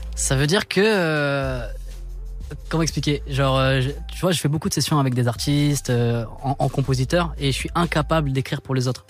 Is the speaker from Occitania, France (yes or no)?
no; Chartres, Centre-Val de Loire, France; je suis né là-bas. Je suis né à Chartres. J'ai grandi là-bas